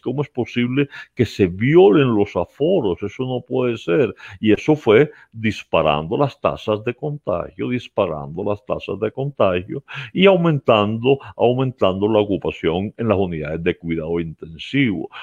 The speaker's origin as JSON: {"language": "Spanish", "country": "Colombia", "said": "mi patria, Colombia"}